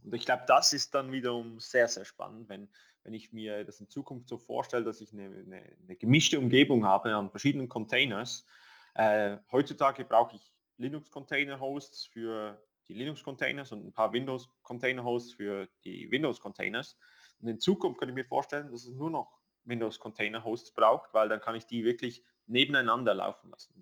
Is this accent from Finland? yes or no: no; Switzerland; wir als Schweizer